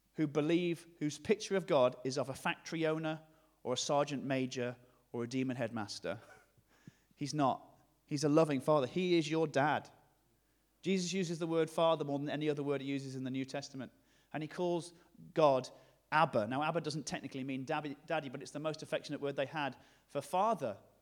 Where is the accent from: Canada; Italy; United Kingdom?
United Kingdom; the north of England; accent: generic northern; my generic northern accent